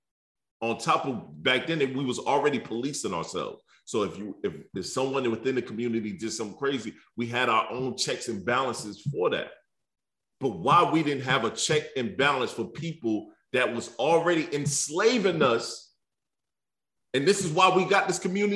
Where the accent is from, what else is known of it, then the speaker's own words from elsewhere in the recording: Detroit, Michigan, United States; moved away; also born or lived in the South; I'm from Detroit, but I'm been in the South too long.